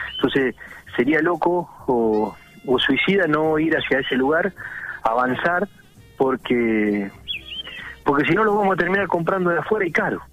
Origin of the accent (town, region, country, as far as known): Argentina